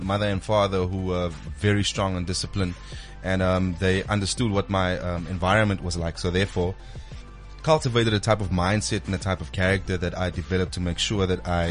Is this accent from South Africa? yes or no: yes; Paarl, Western Cape, South Africa; I grew up in Paarl in the Western Cape.